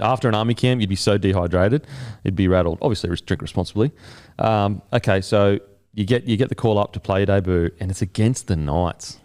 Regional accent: Australia; as an Aussie

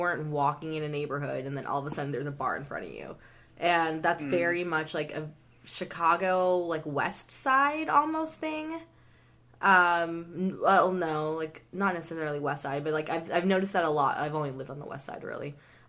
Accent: Canada; As a Canadian, I can guarantee you that is not how they spell grill.

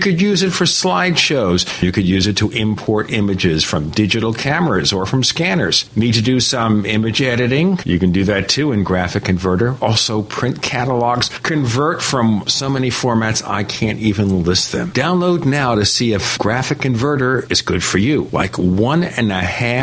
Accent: New York City, New York, United States; now in Phoenix, United States; I'm from Brooklyn

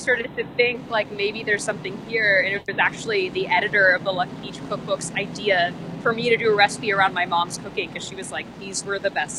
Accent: Texas, United States; I say I'm from Texas, and people are like, oh, my God, Texas. And they have all these notions of what Texas is. And I'm like, well, actually, that really wasn't my Texas.

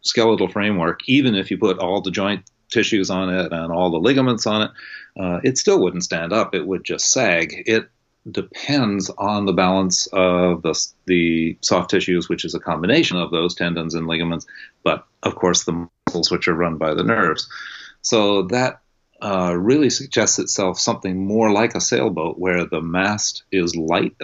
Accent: New England, United States; moved away as an adult; also born or lived in California; I was born on the East Coast and was raised very much up in that kind of New Englandy, don't pay attention to your body kind of upbringing

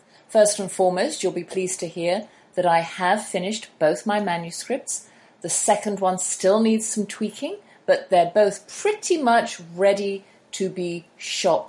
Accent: United Kingdom; I'm a British homeschooler with her own radio show

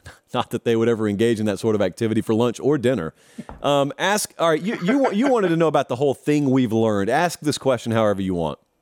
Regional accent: West Central Georgia, United States; growing up in West Central Georgia

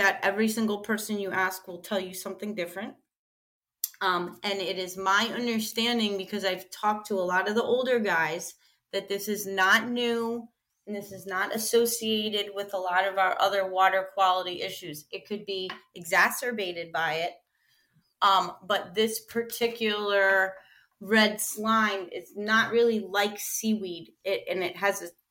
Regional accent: Avalon, New Jersey, United States; I grew up in Avalon, New Jersey, near Cape May

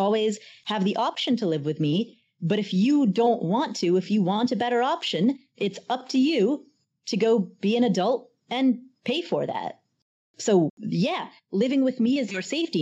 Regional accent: Kathmandu, Bagmati, Nepal; moved away; I was born in Kathmandu, Nepal. And so my parents and I are Nepalese

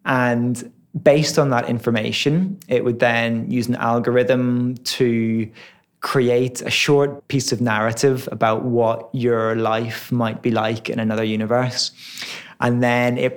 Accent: Ireland; moved away as an adult; also born or lived in Dundee, Scotland; growing up in Ireland

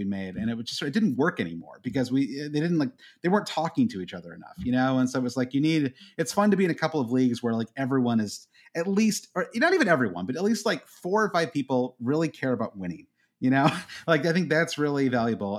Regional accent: Midwest, United States; Growing up in the Midwest

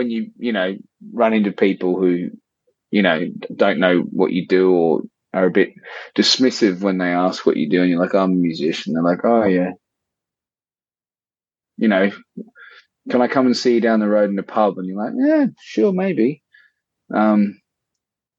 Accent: Australia; being a kid growing up in Australia

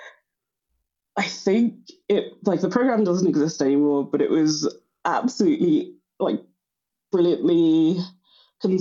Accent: London, United Kingdom; It was just North London

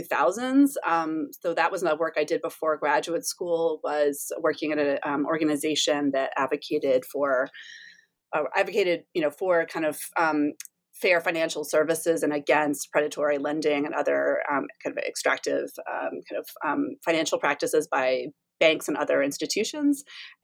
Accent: Durham, North Carolina, United States; accent: Southern; moved away; I grew up in Durham, North Carolina

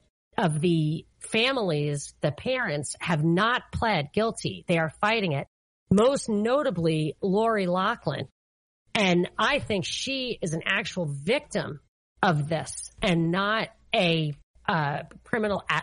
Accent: New York, United States; I'm from New York

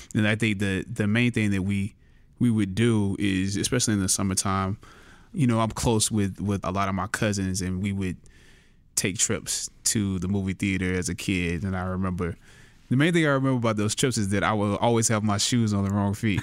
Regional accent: Anderson, South Carolina, United States; I was born and raised in Anderson, South Carolina, relatively small town

